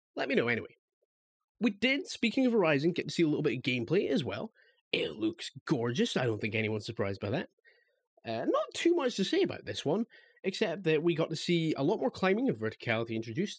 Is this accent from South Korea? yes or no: no; Scotland, United Kingdom; I'm a Scottish lad.